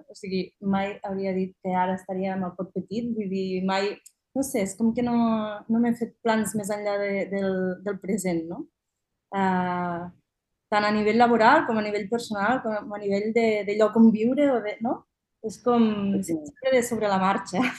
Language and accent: Catalan; Anglesola, Catalonia, Spain; Jo soc d'Anglesola, que és al costat, i sempre hi havia anat